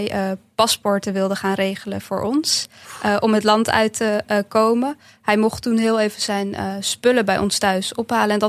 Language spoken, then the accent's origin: Dutch; Bosnia & Herzegovina; Nou, ik kom uit een, uit een stadje op de Kroatisch-Bosnische grens. Dus dat deel waar ik vandaan kom is echt door de Kroaten overgenomen.